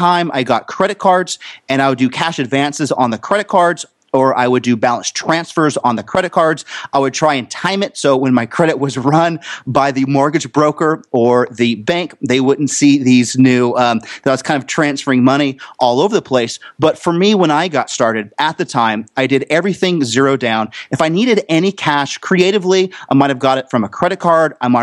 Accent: San Diego, California, United States; I was born and raised in San Diego, California, which is Southern California for those that don't know it

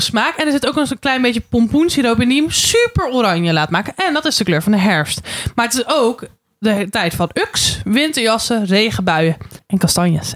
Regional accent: Randstad, Netherlands; moved away; also born or lived in Den Bosch; ik kom uit de Randstad waar vroeger geen carnaval

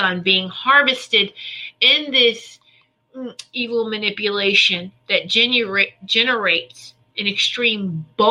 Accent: the South, United States; I'm from the South.

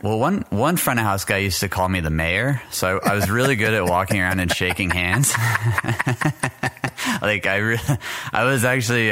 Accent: El Paso, Texas, United States; moved away; also born or lived in Orlando, Florida / Pennsylvania; I was born in El Paso, Texas

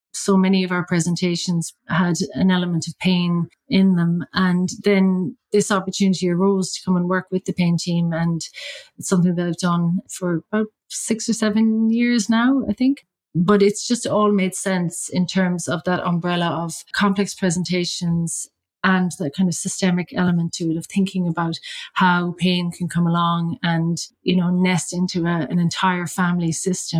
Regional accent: County Mayo, Connacht, Ireland; now in London, United Kingdom; I'm from County Mayo in Ireland

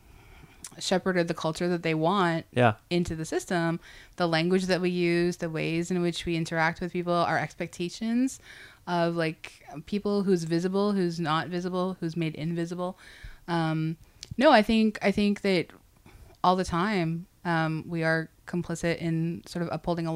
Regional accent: Canada; as a Canadian

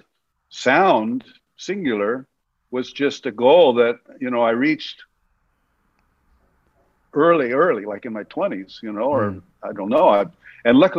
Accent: San Francisco, California, United States; also born or lived in Los Angeles; now in New York, United States; I grew up in San Francisco in the 60s.

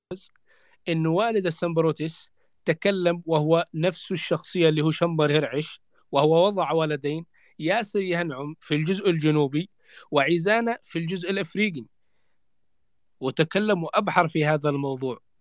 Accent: Yemen; نحن كيمنيين

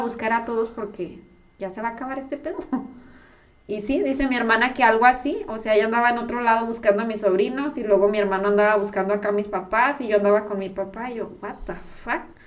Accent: Chihuahua, Mexico; los tres nacimos en Chihuahua

